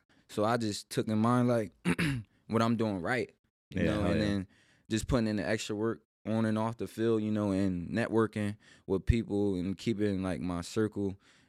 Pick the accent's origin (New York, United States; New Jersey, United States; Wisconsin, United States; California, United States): New Jersey, United States; Millville; moved away as an adult; now in Syracuse, United States; I'm from Millville, New Jersey. It's like a little town in Jersey.